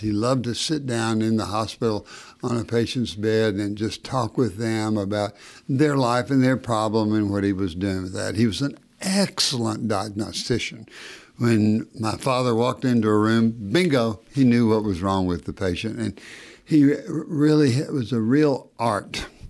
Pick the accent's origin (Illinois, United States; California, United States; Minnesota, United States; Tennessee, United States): Tennessee, United States; Knoxville; also born or lived in Battle Creek, Michigan; I came down to Knoxville a, at age two and ev, essentially growing up in Knoxville